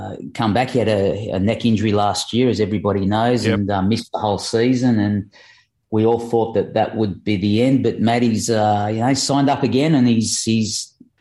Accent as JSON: {"language": "English", "town": "Leeds", "region": "Yorkshire and the Humber", "country": "United Kingdom", "tie": "born or raised there", "moved": "yes", "lives_now": "Australia", "said": "I was born in Leeds, the same as Nick Montgomery. Grew up to the sounds of Ellen Road. I only lived about just over a mile away from Ellen Road"}